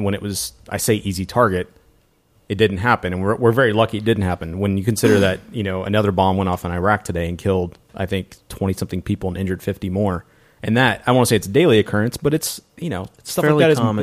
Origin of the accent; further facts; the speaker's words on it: West Texas, United States; West Texas, where we grew up